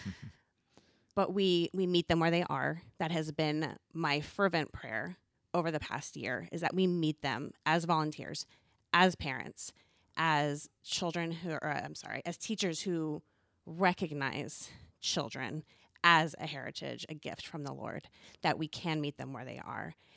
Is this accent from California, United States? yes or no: yes; Southern California, United States; moved away; I was born and raised in Southern California